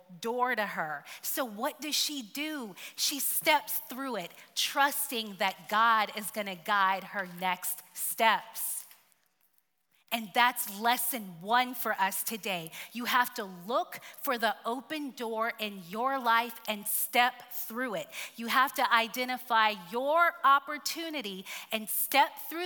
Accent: Tuskegee, Alabama, United States; moved away; I am from Tuskegee, Alabama.

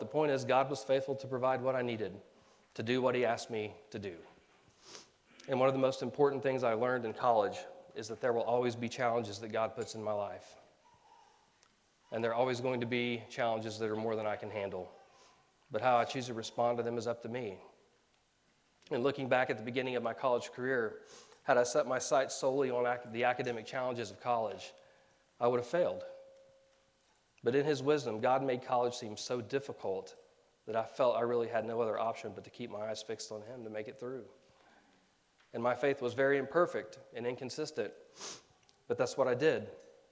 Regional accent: Tulsa, Oklahoma, United States; moved away as an adult; my hometown of Tulsa

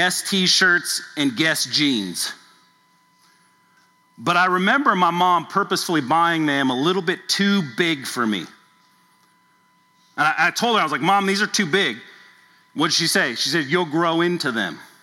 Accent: Southern California, United States; now in Louisville, United States; I grew up in Southern California

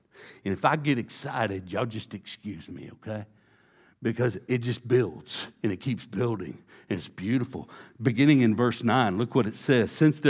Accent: Texas, United States; You know, I was a good old boy, East Texas. I grew up in East Texas. It's a Bible Belt.

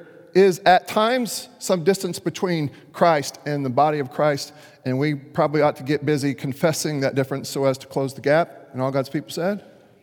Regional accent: Dallas, Texas, United States; Now, this actually happened to my chosen hometown team. I grew up in Dallas for a little while and became a Rangers fan

